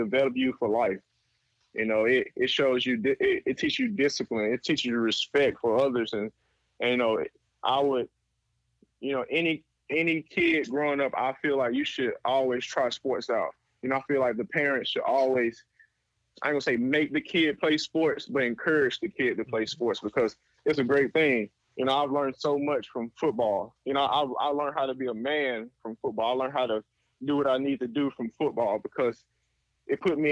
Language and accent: English; Birmingham, Alabama, United States; moved away as an adult; also born or lived in Canada; I'm a kid from Birmingham